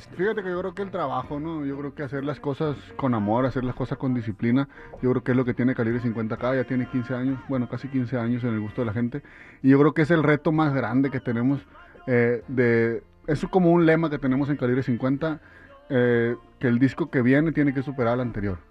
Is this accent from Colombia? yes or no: no; Mexico